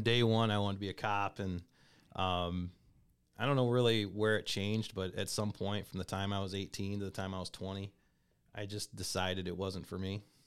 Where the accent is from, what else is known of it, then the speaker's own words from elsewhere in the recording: Comstock, Michigan, United States; also born or lived in Kalamazoo, Michigan; grew up in a town called Comstock High School